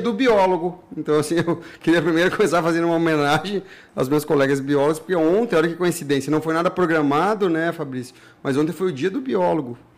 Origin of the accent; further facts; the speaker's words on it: Ribeirão Preto, São Paulo, Brazil; moved away; eu saí de Ribeirão Preto, São Paulo, num mocó de lá, num riachinho